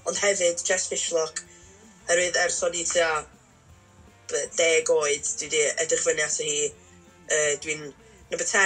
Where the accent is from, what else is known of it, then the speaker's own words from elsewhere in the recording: Llangefni, Wales, United Kingdom; dwi o Langefni